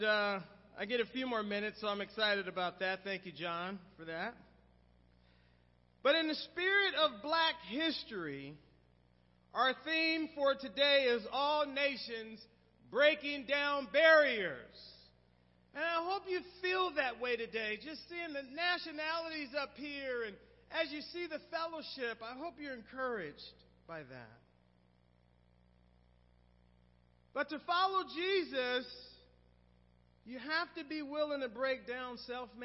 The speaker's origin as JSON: {"language": "English", "town": "Oakland", "region": "California", "country": "United States", "tie": "born or raised there", "said": "my hometown, Oakland"}